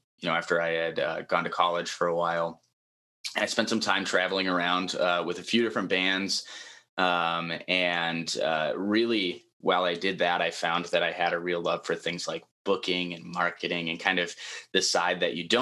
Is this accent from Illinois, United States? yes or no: yes; Chicago, Illinois, United States; also born or lived in Upper Peninsula, Michigan; now in Wisconsin, United States; Originally, I'm from Chicago. I was born and raised there, and my family moved to the Upper Peninsula, Michigan